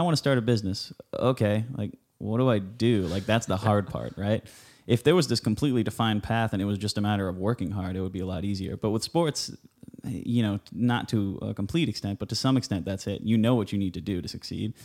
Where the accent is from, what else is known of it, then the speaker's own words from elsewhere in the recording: Huntington Beach, California, United States; I grew up on Huntington Beach